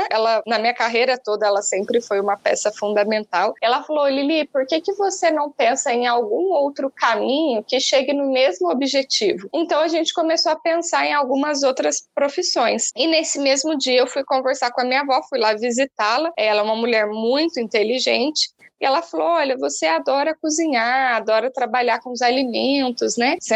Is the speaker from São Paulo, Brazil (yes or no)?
yes; São Paulo, Brazil; born there; accent: mixed; also born or lived in Alfenas, Brazil; nasci no interior de São Paulo, mas eu fiz a faculdade na Federal de Alfenas, em Minas Gerais. Então, o sotaquezinho que vocês vão ver aqui hoje é meio que um ajuntado de, de lugares que já morei aí em mais de, de 15 cidades.